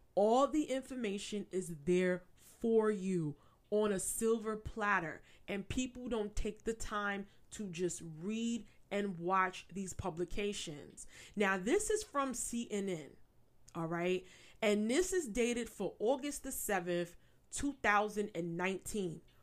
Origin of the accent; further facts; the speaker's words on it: New York, United States; I'm a native New Yorker, born and raised. I still reside in New York.